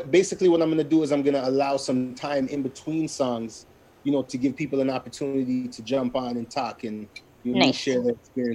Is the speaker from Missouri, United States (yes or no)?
yes; St. Louis, Missouri, United States; We're all from Falstaff, you know what I mean?